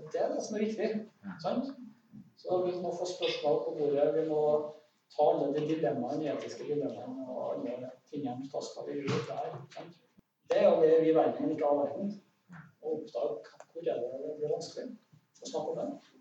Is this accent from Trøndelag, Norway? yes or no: yes; Soknedal, Trøndelag, Norway; jeg vokste opp i Sokndalen